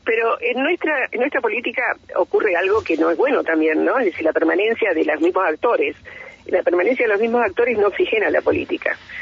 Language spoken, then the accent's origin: Spanish; Bahía Blanca, Buenos Aires Province, Argentina; now in Neuquén, Argentina; yo nací en otra provincia, nací en Bahía Blanca, me acogió Neuquén